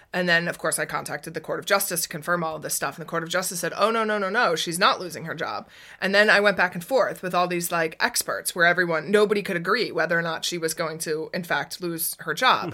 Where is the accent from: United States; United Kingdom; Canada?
United States; now in Netherlands; I come from America